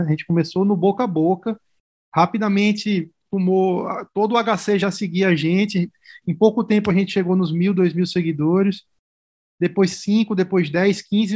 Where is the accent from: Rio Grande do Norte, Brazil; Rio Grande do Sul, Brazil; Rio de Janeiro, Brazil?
Rio Grande do Norte, Brazil; Natal; moved away as an adult; now in São Paulo, Brazil; eu sou de Natal, né? Eu sou do Rio Grande do Norte, fiz faculdade na Federal do Rio Grande do Norte